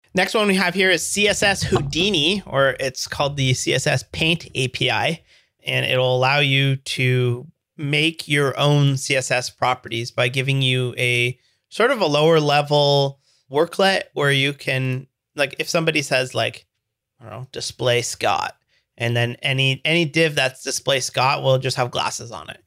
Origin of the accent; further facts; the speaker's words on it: Canada; I'm Canadian